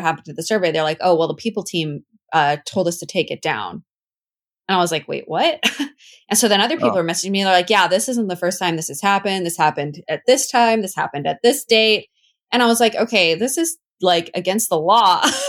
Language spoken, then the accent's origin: English; Washington, United States; also born or lived in St. Louis, Missouri; so I was living in St. Louis, Missouri for a long time. That's a whole story. But I'm from Washington originally, and I was moving back to Washington